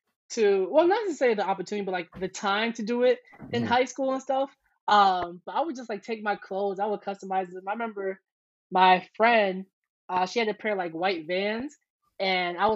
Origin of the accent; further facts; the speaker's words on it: New York City, New York, United States; also born or lived in Buffalo; I'm from Harlem, New York